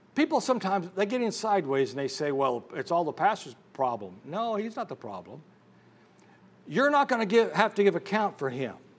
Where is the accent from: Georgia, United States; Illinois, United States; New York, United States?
Illinois, United States; I was born and raised in Illinois, I mean, the land of Lincoln